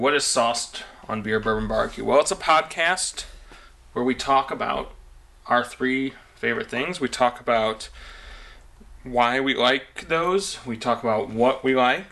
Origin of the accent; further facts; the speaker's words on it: St. Louis, Missouri, United States; We are three guys from St. Louis, Missouri